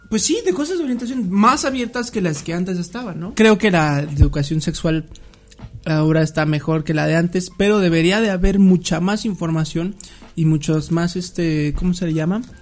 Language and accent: Spanish; Mexico; esa fue mi duda como ignorante mexicano